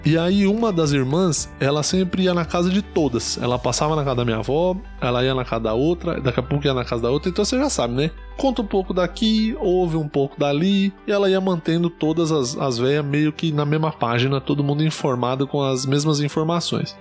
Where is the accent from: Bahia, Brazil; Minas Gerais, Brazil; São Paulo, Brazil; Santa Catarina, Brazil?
São Paulo, Brazil; Ribeirão Pires; Eu sou de Ribeirão Pires, no ABC, é, muita gente considera como interior, mas não é interior